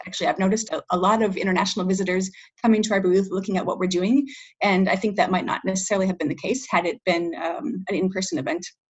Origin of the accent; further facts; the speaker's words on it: Minnesota, United States; moved away as an adult; now in Paris, France; I am originally from Minnesota, actually, but right now I'm speaking to you from France. Uh, I live in Paris